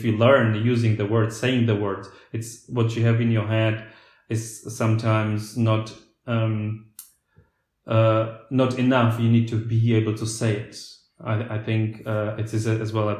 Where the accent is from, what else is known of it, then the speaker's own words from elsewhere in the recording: Slovakia; first language Slovak; English is a second language; moved away as an adult; also born or lived in United Kingdom / Germany; I was talking to my peers in Slovakia, I had to use the word in Slovak